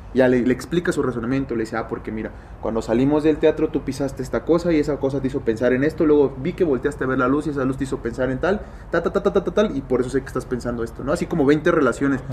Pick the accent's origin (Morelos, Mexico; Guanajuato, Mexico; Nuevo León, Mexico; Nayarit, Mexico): Nayarit, Mexico; yo que nací en Nayarit